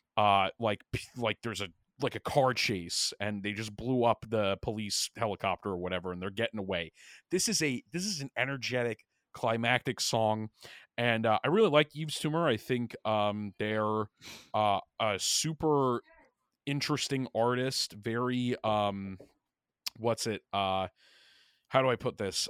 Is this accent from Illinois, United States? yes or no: no; New York, United States; moved away; also born or lived in Pennsylvania; I'm from New York, and I always find solidarity with, you know, fellow New Yorkers, like, even though I don't live there anymore